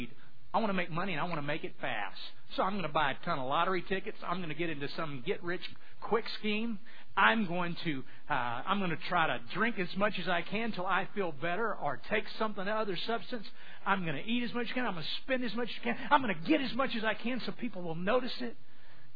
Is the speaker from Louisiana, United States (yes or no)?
yes; Southwest Louisiana, United States; growing up in Southwest Louisiana